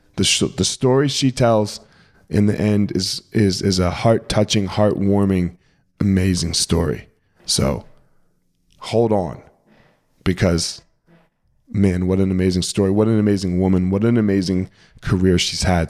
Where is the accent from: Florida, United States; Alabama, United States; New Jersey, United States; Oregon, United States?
New Jersey, United States; We grew up in Jersey